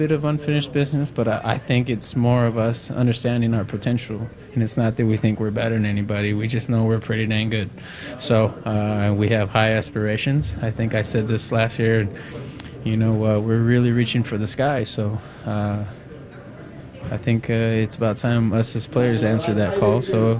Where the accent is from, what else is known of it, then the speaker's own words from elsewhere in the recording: California, United States; I'm from California